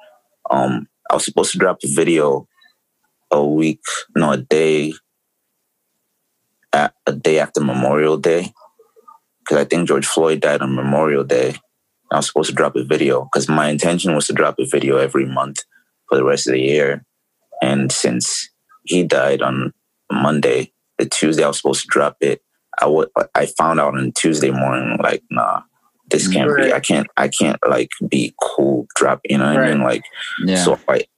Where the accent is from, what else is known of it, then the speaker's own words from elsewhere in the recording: Lagos, Nigeria; moved away as an adult; now in United States; I grew up in Lagos